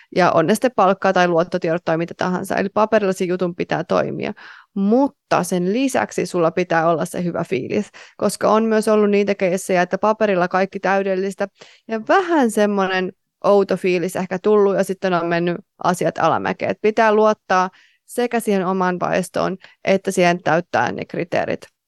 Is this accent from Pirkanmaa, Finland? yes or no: yes; Tampere, Pirkanmaa, Finland; moved away; mä olin Tampereelta kotoisin